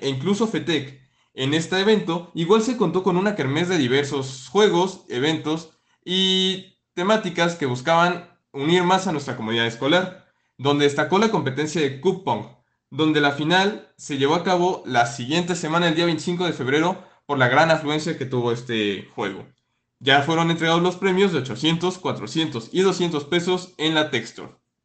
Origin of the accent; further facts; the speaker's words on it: Mexico; debemos estar orgullosos como mexicanos